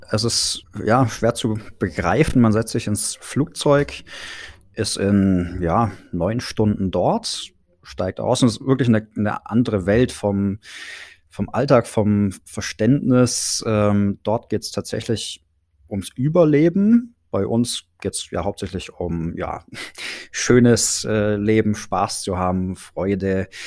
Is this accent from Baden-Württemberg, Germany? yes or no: yes; Gerlingen, Baden-Württemberg, Germany; Die haben wir dann in meiner Heimat, in, in Gerlingen bei Stuttgart, ähm, einfach mal nach unseren Visionen zusammengebastelt